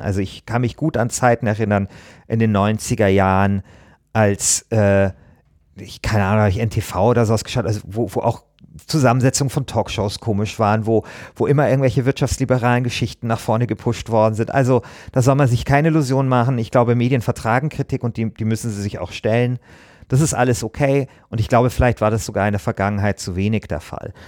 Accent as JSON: {"language": "German", "region": "Bavaria", "country": "Germany", "said": "Ich komme ja aus Bayern"}